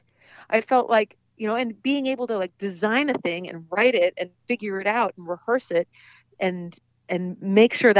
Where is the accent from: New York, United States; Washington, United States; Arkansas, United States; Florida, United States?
Washington, United States; Seattle; I grew up in Seattle